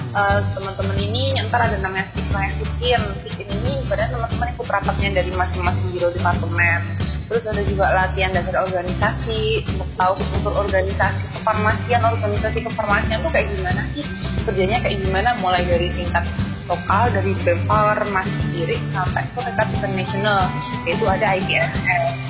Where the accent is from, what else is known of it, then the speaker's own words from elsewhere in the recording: Batam, Riau Islands, Indonesia; moved away; aku dari Batam